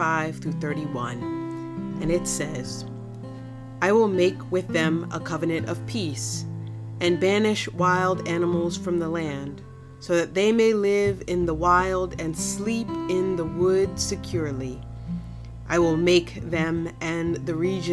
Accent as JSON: {"language": "English", "town": "Wilmington", "region": "Delaware", "country": "United States", "tie": "born or raised there", "also_born_or_lived": "Washington, D.C.", "moved": "yes", "said": "I grew up in Wilmington, Delaware, and now I serve as a pastor"}